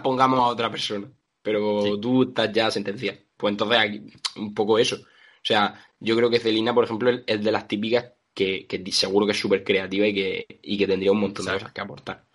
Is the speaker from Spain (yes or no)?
yes; Region of Murcia, Spain; yo soy murciano